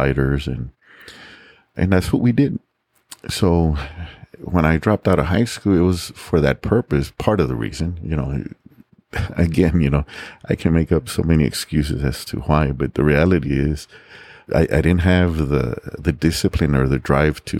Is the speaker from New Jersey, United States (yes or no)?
no; San Antonio, Texas, United States; also born or lived in Laredo, Texas / Mexico; growing up in the West Side, it was very easy for me to fall into the wrong crowds